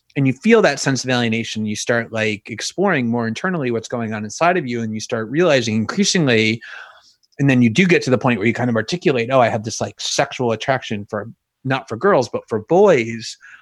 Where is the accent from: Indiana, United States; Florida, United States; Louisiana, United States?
Florida, United States; South; also born or lived in New York; it was South Florida. It was South Florida huh. actually where I grew up. I was born in New York and, and moved okay. as an infant to like a South Florida suburb